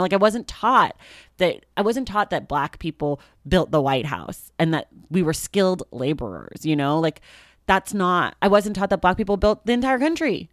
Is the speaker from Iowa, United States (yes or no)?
no; Oakland, California, United States; I grew up in Oakland, California.